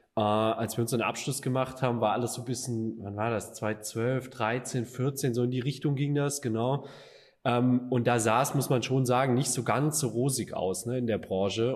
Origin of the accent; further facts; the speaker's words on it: Stuttgart, Baden-Württemberg, Germany; moved away as an adult; now in Düsseldorf, Germany; Alex und ich, halt die Exilschwaben hier